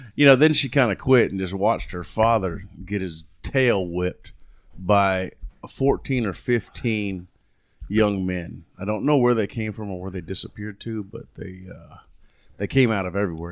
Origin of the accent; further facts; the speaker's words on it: Key West, Florida, United States; moved away as an adult; I grew up in the Florida Keys, and I was born down in Key West. I'm a natural, I'm a real conk.